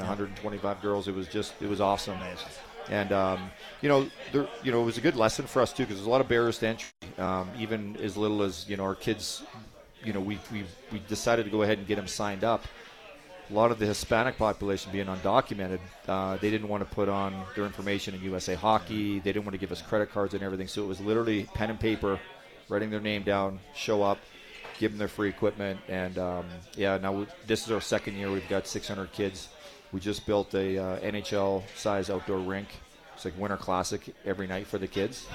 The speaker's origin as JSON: {"language": "English", "town": "Edmonton", "region": "Alberta", "country": "Canada", "moved": "yes", "lives_now": "Colorado, United States", "said": "I'm from Edmonton"}